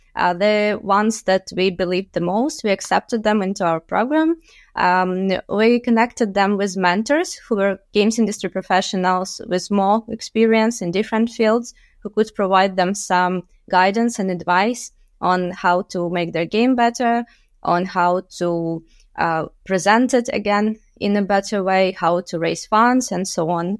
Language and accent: English; Luhansk, Luhansk Oblast, Ukraine; moved away as an adult; also born or lived in Kyiv, Ukraine; I was born and raised in Lugansk in the eastern part of Ukraine